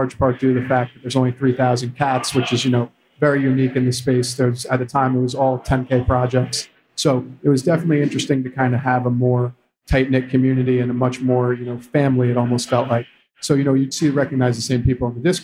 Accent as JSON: {"language": "English", "region": "New York", "country": "United States", "said": "I'm from New York"}